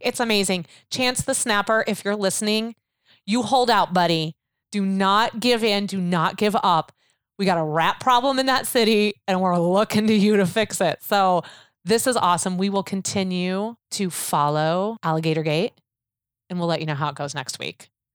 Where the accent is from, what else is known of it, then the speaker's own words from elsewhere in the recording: Chicago, Illinois, United States; I love my hometown so much